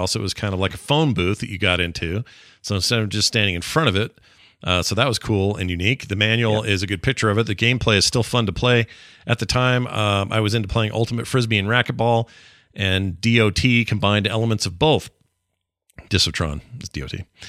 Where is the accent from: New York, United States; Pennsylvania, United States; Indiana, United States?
Pennsylvania, United States; Pittsburgh; I grew up in Pittsburgh, and there were a lot of arcades to go to.